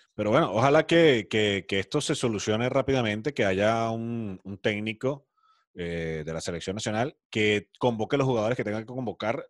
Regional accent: Andes, Venezuela; como yo que somos de los Andes

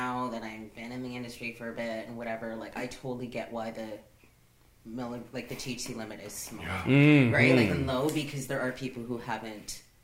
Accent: Toronto, Ontario, Canada; also born or lived in Calgary / Ottawa / Hamilton / Burlington; now in Vancouver, Canada; Originally from Toronto. A lot of time spent in Calgary, mm-hmm. and I moved actually to Vancouver from Calgary.

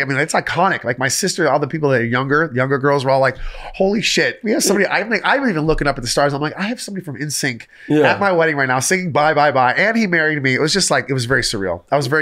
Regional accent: Michigan, United States; I grew up in Michigan

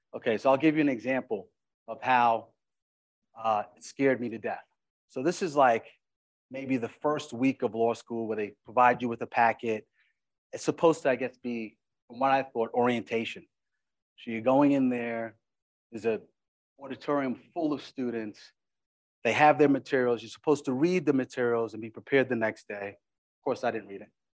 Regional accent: Uniondale, New York, United States; also born or lived in Flatbush, Brooklyn, New York; I was grew up in Uniondale, Long Island

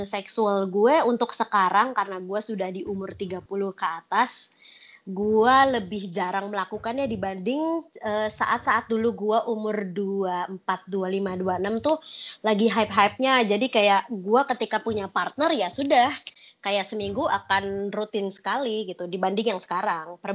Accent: Jakarta, Indonesia; moved away as an adult; now in Bali, Indonesia; Iya, dari kecil sebenarnya aku dari Jakarta sampai kerja pun di Jakarta. Sampai dua tahun terakhir ya aku untuk memutuskan pindah ke Bali.

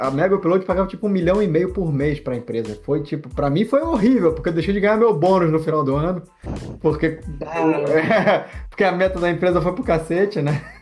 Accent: Rio de Janeiro, Brazil; also born or lived in Netherlands; eu fui morar na Holanda, inclusive, morei lá um ano. É, e, e, pronto, como bom carioca, a polícia apareceu.

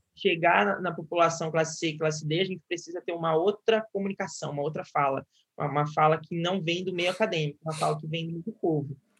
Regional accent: Guaratinguetá, São Paulo, Brazil; moved away as an adult; now in Rio de Janeiro, Brazil; eu sou do interior de São Paulo, né? Acho que eu não comentei isso, sou de Guaratinguetá

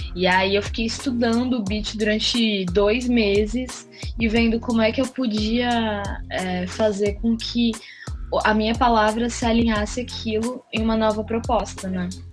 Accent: Santos, São Paulo, Brazil; moved away as an adult; now in São Paulo, Brazil; É, eu sou de Santos, mas há seis anos eu moro em São Paulo

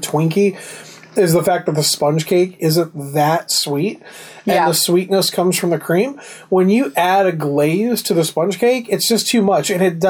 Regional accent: United States; As an American, all right, I bleed red, white, and blue.

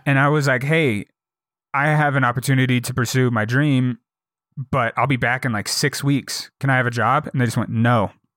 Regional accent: St. Louis, Missouri, United States; I was born in Saint Louis

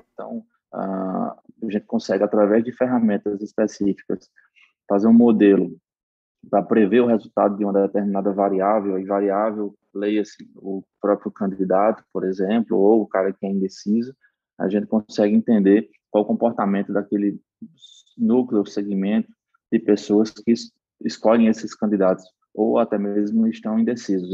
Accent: Paraíba, Brazil; accent: Northeastern drawl (sotaque arrastado do Nordeste); minha graduação era em administração de empresas pela Universidade Federal da Paraíba, de onde eu sou natural

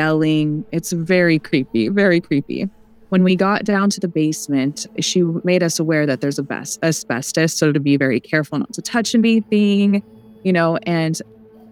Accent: Pacific Northwest, United States; I'm from the Pacific Northwest

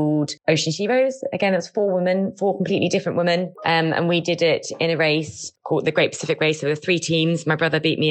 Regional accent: Essex, East of England, United Kingdom; now in Cornwall, United Kingdom; I'm from Essex originally, but I now live in Cornwall

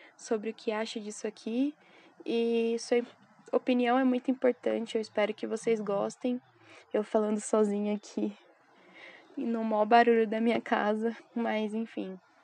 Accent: São Paulo, Brazil; sou de São Paulo, Pico dos Pico

